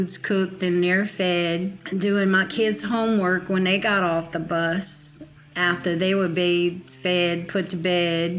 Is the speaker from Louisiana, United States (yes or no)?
yes; Houma, Louisiana, United States; I grew up in downtown Houma, Louisiana, about 60 miles south of New Orleans.